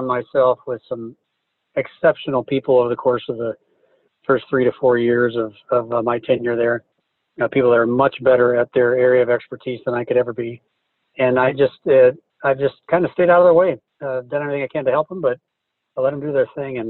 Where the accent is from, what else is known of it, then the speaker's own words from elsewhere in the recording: Cedar Rapids, Iowa, United States; moved away; also born or lived in Michigan; I grew up in Cedar Rapids, so it was nice to come home